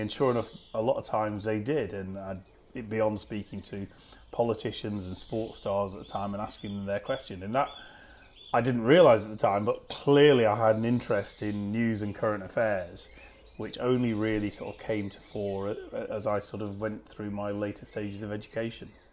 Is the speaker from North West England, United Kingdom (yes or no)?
yes; Preston, North West England, United Kingdom; when I was growing up in Preston